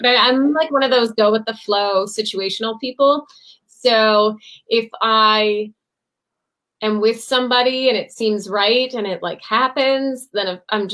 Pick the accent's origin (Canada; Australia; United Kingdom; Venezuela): Canada; Sault Ste. Marie, Ontario; I'm in my hometown, Sault Ste. Marie